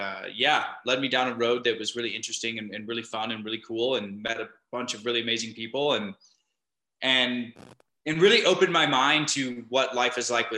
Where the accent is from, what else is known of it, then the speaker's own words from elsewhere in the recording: Minneapolis, Minnesota, United States; my story starts by growing up in Minneapolis. I moved around a lot before then, but I ended up landing in Minneapolis with my family when I was about 10 years old. And from there, that's where I grew up.